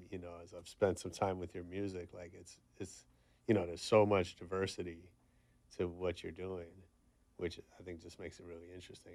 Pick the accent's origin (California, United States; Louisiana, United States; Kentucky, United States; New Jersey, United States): California, United States; San Francisco; moved away; I grew up in the Bay, in, in San Francisco